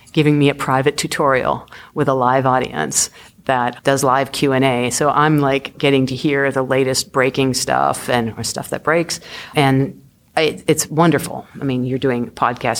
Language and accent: English; Boston, Massachusetts, United States; I'm originally hail from Boston